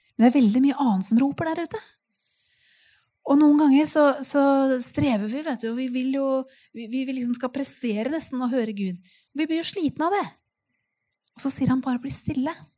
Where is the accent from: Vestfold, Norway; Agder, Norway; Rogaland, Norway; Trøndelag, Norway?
Vestfold, Norway; Nøtterøy; also born or lived in Tønsberg; Jeg kommer jo helt fra Nøtterøy